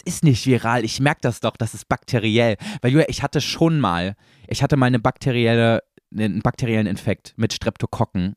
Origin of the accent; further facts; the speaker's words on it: East Germany, Germany; Ich komme ja selber aus dem Osten